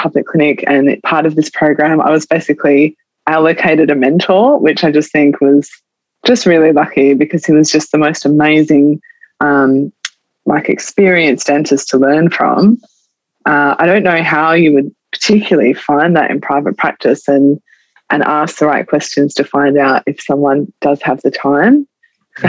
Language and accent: English; Adelaide, South Australia, Australia; also born or lived in Tasmania; I grew up in Adelaide, all my family, my friends are here